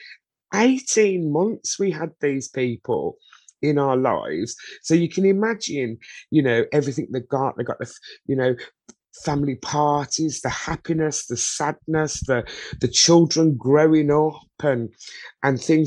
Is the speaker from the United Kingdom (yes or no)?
yes; Birmingham, West Midlands, United Kingdom; I was born and bred in Birmingham, UK